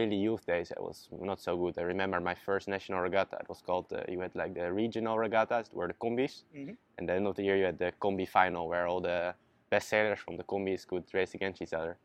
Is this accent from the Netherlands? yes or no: yes; Zierikzee, Zeeland, Netherlands; I started sailing back in 2011 in my hometown Zierikzee, all the way in the south of Holland